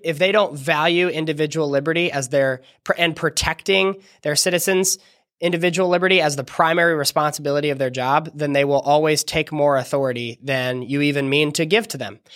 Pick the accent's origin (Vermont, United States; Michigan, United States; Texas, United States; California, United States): California, United States; my home state of California